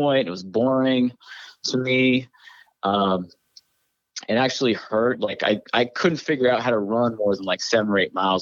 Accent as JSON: {"language": "English", "region": "New Hampshire", "country": "United States", "tie": "born or raised there", "also_born_or_lived": "Connecticut / New York", "moved": "yes", "said": "I grew up in New Hampshire, like in the woods"}